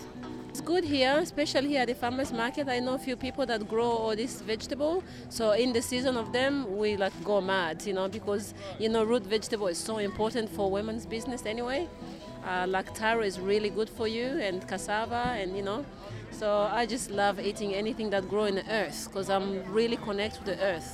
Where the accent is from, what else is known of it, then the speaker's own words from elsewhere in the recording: Rwanda; now in Australia; I'm from Rwanda.